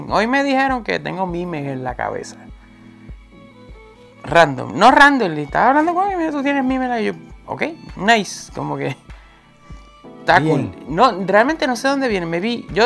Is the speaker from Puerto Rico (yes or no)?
yes; Puerto Rico; accent: Puerto Rican; also born or lived in United States; yo hablo como puertorriqueño pero me dicen también que no hablo muy puertorriqueño. A mí, mí cuando yo vivía en Estados Unidos me decían eso.